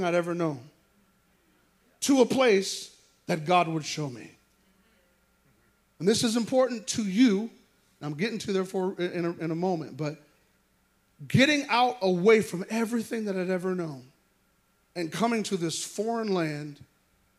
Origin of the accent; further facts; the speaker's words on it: Sioux City, Iowa, United States; moved away; I was born and raised in Sioux City, Iowa